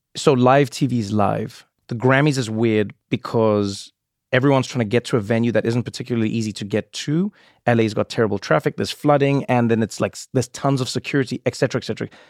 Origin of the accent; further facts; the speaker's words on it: South Africa; moved away; When I was a child growing up in South Africa